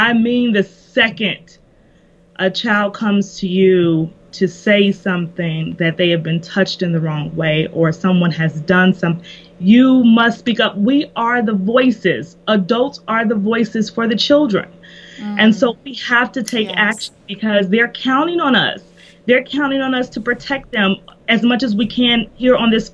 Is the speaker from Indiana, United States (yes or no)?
yes; Indiana, United States; moved away as an adult; also born or lived in Kentucky; I'm originally from Indiana